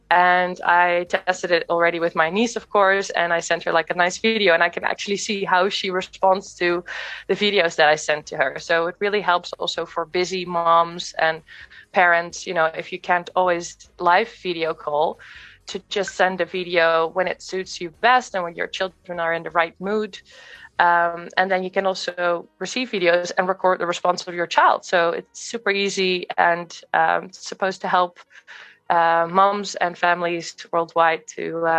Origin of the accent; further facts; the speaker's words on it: Netherlands; moved away; also born or lived in Australia / London / Kenya / America; I'm originally from the Netherlands, but I've lived abroad in many countries. So in Australia, in London, in Kenya, in America.